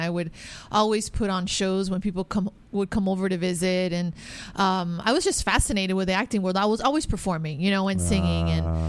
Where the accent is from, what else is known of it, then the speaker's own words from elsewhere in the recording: Miami, Florida, United States; I grew up in Miami.